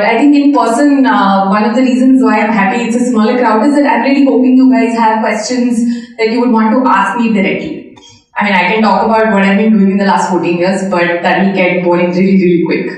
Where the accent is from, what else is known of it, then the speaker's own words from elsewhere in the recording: India; I am from India